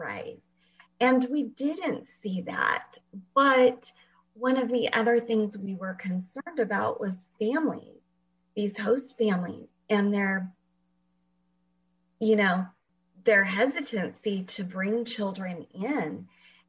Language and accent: English; Fresno, California, United States; moved away as an adult; also born or lived in Washington; I actually live in Fresno, and I grew up here in Fresno